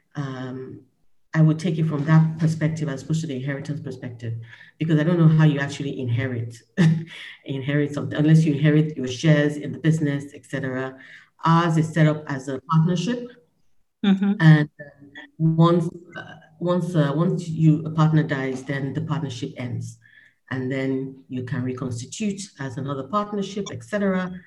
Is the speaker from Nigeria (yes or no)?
yes; Nigeria; my perspective as a Nigerian